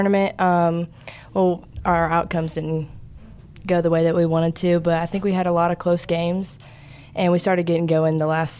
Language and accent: English; Ocean Springs, Mississippi, United States; Well, I'm actually from Ocean Springs, so I've been here.